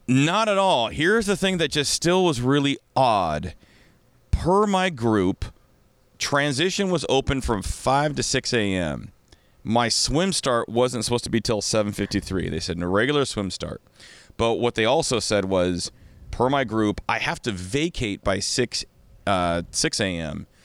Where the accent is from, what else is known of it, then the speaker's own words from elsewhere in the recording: Kirkland, Washington, United States; I'm from Kirkland